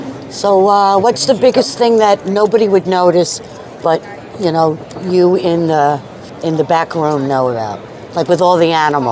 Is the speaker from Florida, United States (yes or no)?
yes; Sunrise, Florida, United States; I'm from Sunrise.